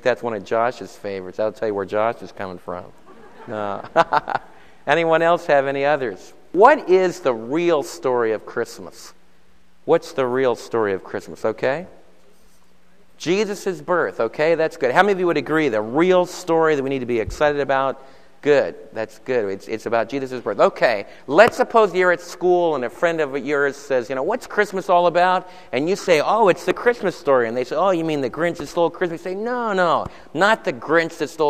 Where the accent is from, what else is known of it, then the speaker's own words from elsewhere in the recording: Summit, New Jersey, United States; I was born in Summit, New Jersey